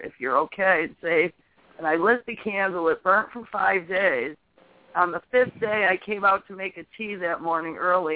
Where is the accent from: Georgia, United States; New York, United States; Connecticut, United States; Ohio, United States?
Connecticut, United States; now in New Hampshire, United States; I'm from Connecticut